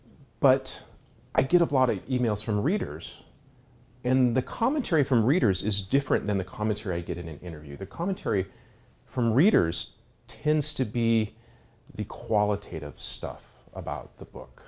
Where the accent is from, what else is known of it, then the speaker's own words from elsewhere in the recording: Ashland, Oregon, United States; But if you happen to be growing up in Ashland, Oregon in the late 60s, early 70s, we were blessed or cursed to only have one television channel.